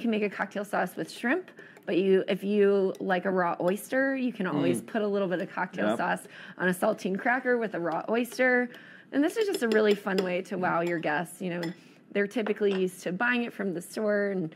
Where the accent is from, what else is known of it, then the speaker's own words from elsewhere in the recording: East Coast, United States; moved away; I grew up on the East Coast, and every summer we would crack blue crabs